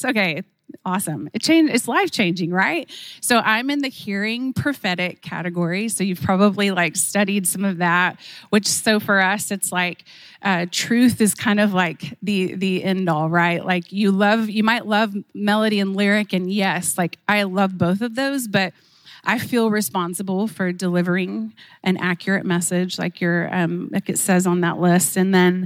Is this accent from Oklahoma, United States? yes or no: yes; Oklahoma, United States; I was raised in Oklahoma, just a country girl at heart.